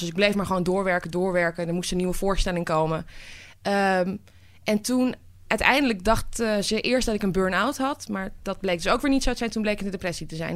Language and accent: Dutch; Amsterdam, North Holland, Netherlands; ik ben geboren getogen in Amsterdam.